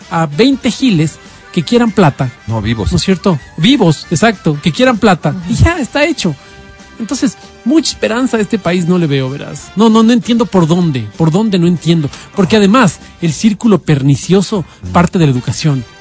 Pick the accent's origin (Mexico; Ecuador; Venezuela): Ecuador; yo me pongo la camiseta y yo estoy en el Ecuador, soy del Ecuador